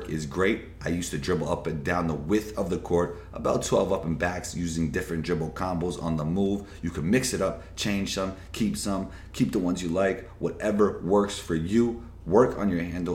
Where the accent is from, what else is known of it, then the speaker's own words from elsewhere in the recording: New York City, New York, United States; growing up in New York City, playing ball, my friends and I were very competitive